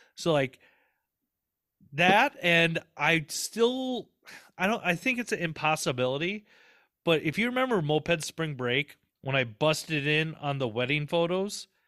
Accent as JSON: {"language": "English", "region": "Southern Minnesota", "country": "United States", "tie": "born or raised there", "accent": "Southern twang", "said": "twang from growing up in Southern Minnesota"}